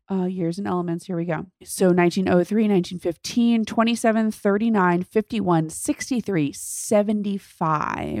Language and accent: English; New York, United States; I can do the accent because I'm from New York